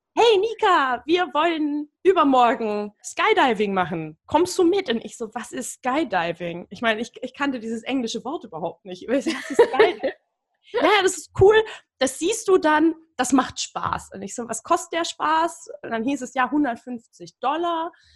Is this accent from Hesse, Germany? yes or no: no; Berlin, Germany; mir als Berlinerin